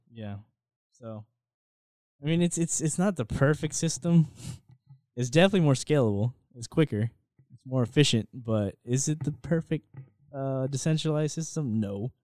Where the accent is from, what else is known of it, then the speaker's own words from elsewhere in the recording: United States; as American citizens